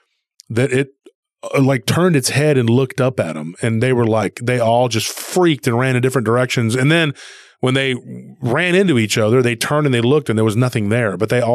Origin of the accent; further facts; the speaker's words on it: Taylor, Texas, United States; My hometown of Taylor